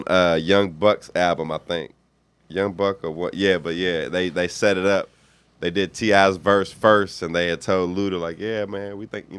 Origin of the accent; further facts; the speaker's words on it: Louisville, Kentucky, United States; moved away; I'm from Louisville.